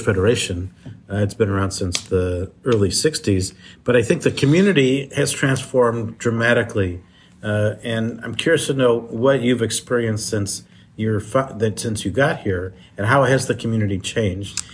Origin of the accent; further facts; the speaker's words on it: Midwest, United States; I grew up in the Midwest.